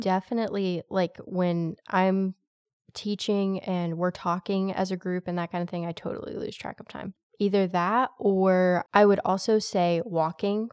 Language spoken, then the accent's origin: English; United States; I'm very American to my core